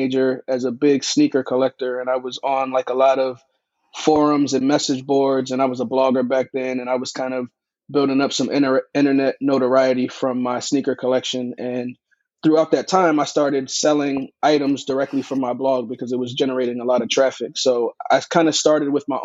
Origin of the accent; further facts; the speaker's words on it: Silver Spring, Maryland, United States; I'm from Silver Spring